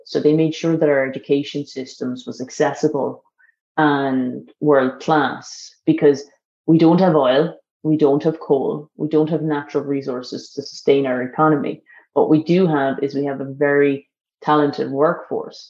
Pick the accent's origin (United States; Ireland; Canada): Ireland; as Irish